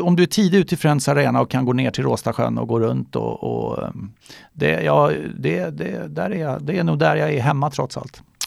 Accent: Solna, Stockholm County, Sweden; moved away as an adult; now in Gustavsberg, Sweden; jag är eh, född och uppvuxen i Solna och bodde där till jag fyllde 45

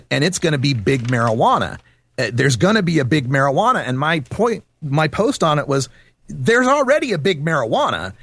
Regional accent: Idaho, United States; I grew up in Idaho, and I kind of understand the Intermountain West mentality

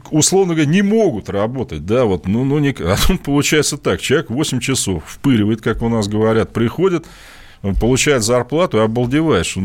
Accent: Moscow Oblast, Russia; Я, кстати, москвич э, в первом поколении, точнее даже, наверное, не в первом, я из Подмосковья.

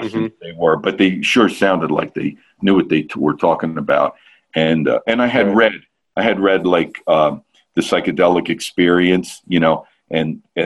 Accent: New Jersey, United States; I'm from North Jersey

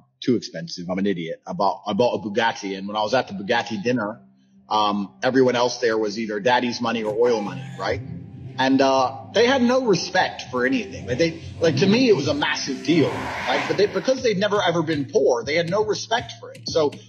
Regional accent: Luton, East of England, United Kingdom; I'm super happy I grew up broke in Luton on free school dinner.

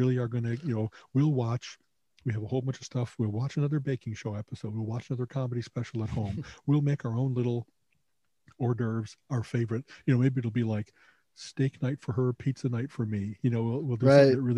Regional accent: Chicago, Illinois, United States; moved away; we grew up in Chicago

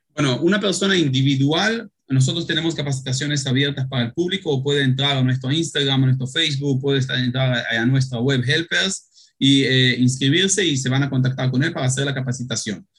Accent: Israel; moved away as an adult; also born or lived in Uruguay; Yo nací en Israel, tengo cinco hijos, dos de ellos uruguayos

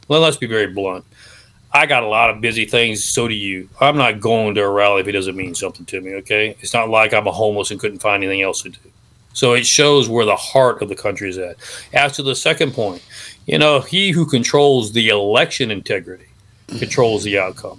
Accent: Mexico; I grew up in Mexico. I lived in a foreign country. My parents were missionaries.

